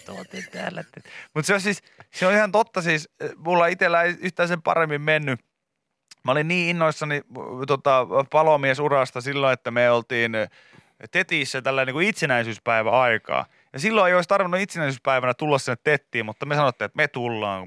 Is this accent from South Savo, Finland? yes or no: no; Pori, Satakunta, Finland; suuri osa ihmistä tietää, että olen kotoisin Porista